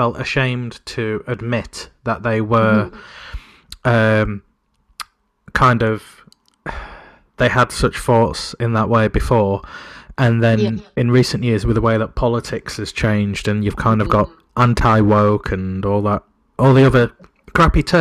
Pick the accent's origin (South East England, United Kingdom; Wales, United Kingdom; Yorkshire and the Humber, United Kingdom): Yorkshire and the Humber, United Kingdom; Sheffield; I'm from Sheffield